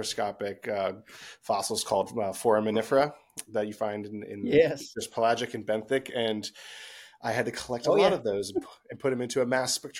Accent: Lancaster, Pennsylvania, United States; also born or lived in Pottstown, Pennsylvania; I grew up in Lancaster, Pennsylvania, in Amish country

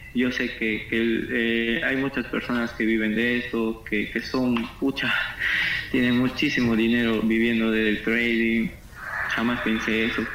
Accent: Quito, Pichincha, Ecuador; moved away as an adult; now in Marcona, Peru; Yo soy de Quito, soy de la ciudad de Quito

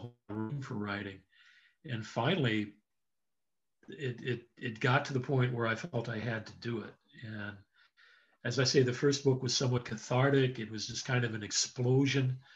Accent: Southern California, United States; now in Virginia, United States; I grew up in Southern California. Right now I'm living outside Washington, D.C.

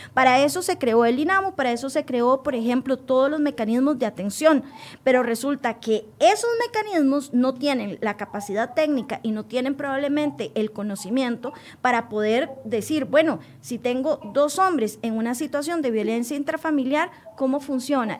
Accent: Costa Rica; como ciudadana costarricense

